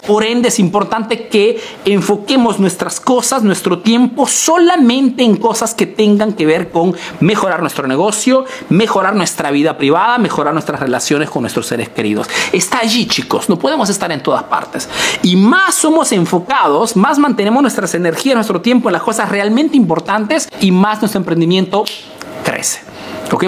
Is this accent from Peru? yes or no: yes; Peru; now in Italy; soy un emprendedor peruano que vive y hace negocios en Italia